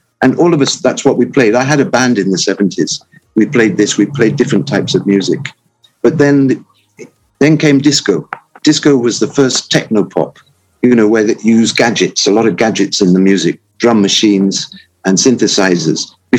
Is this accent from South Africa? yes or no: no; England, United Kingdom; moved away as an adult; now in Ghana; I'm of English extraction. I'm actually a Ghanaian now, but I mean, I was born in England.